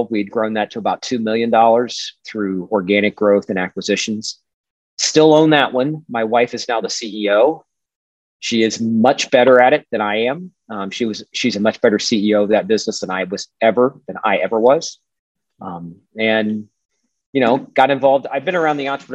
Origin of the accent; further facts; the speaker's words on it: Dayton, Ohio, United States; also born or lived in Scottsville, Kentucky / Lexington, Kentucky; I'm Dayton native, born and raised